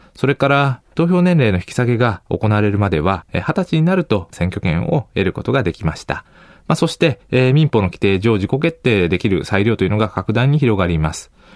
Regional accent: Nara, Japan; moved away as an adult; also born or lived in Kanagawa; 神奈川から奈良に戻るのに、まあ、結構お金もかかる、えー、ことですから、まあ、地元に戻るということもなかったですね。

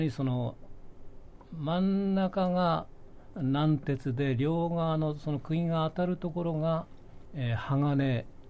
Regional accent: Tokyo, Japan; もともとはあの銀座通りの2丁目にいましたんで、ええ、今のブルガリがあるところが昔店だったもんですから

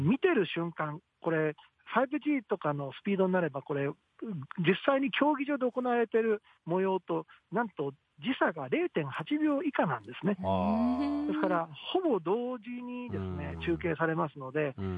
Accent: Osaka, Japan; now in Tokyo, Japan; 僕、大阪なんですよ、ふるさとが。

